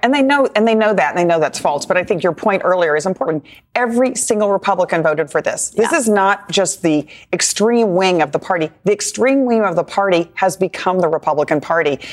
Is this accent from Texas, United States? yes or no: yes; Texas, United States; my home state of Texas